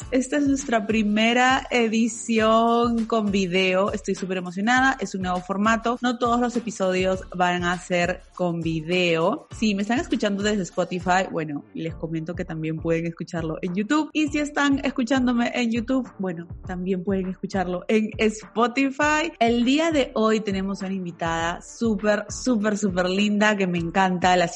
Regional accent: Lima, Peru; Me encanta, yo también soy de la de Lima

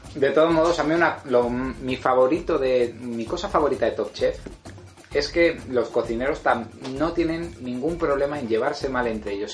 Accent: Spain; los españoles tenemos

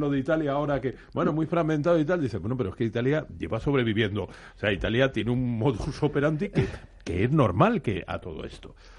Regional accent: Community of Madrid, Spain; yo como madrileño me, me alegro muchísimo, porque además soy residente

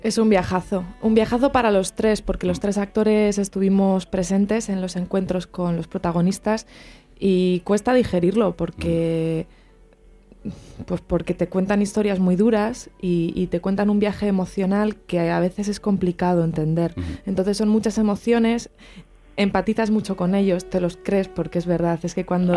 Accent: Medina del Campo, Castile and León, Spain; Medina del Campo, mi tierra, en Valladolid

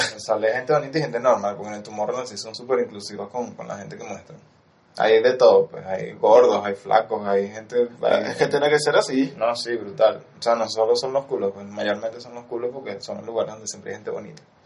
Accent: Venezuela

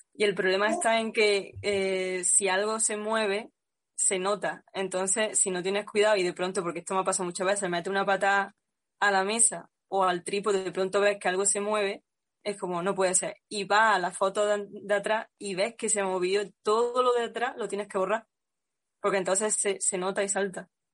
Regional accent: Cabra, Andalusia, Spain; en mi pueblo Cabra

